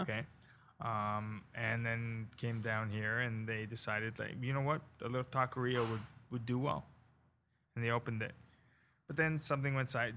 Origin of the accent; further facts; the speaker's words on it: Toronto, Ontario, Canada; moved away as an adult; now in Cayman Islands; I grew up in Canada, right? And then I moved down to the Cayman Islands to open a Mexican restaurant.